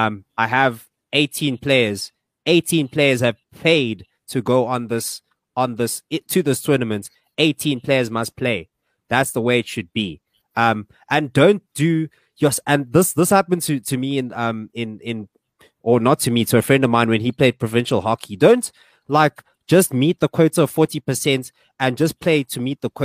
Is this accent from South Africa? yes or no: yes; South Africa